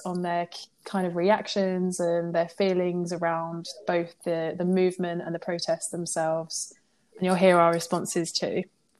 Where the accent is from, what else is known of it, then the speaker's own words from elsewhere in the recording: Rayleigh, East of England, United Kingdom; moved away; I'm originally from a really small town called Rayleigh in Essex. I don't know if anyone's heard of it, and I promise my accent won't shine through too much.